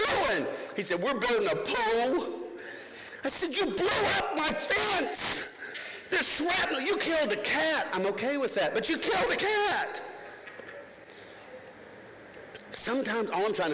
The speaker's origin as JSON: {"language": "English", "region": "Florida", "country": "United States", "tie": "born or raised there", "moved": "as an adult", "lives_now": "Tennessee, United States", "said": "I grew up in Florida, right next to the mouse."}